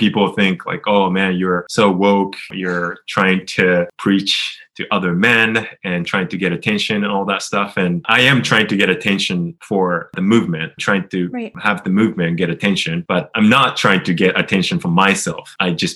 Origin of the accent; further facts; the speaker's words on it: Japan; I changed my name in Japan, which is my home country